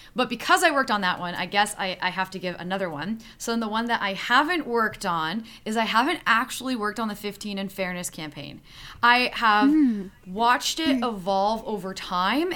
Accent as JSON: {"language": "English", "area": "Niagara region", "region": "Ontario", "country": "Canada", "said": "I'm from the Niagara region"}